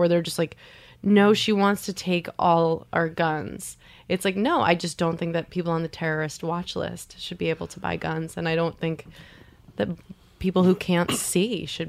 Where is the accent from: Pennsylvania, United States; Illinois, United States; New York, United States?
New York, United States; Long Island; I'm from Long Island. Like, I don't know if you have Long Island pride. I don't. Like, I shit on Long Island every chance I get.